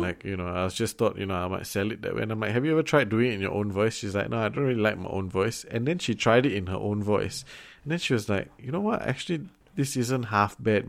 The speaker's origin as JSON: {"language": "English", "country": "Singapore"}